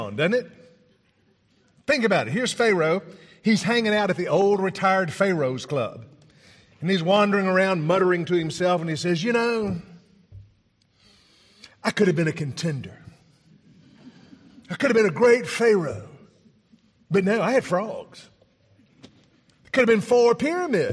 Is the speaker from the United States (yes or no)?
yes; Tennessee, United States; I'm from Tennessee.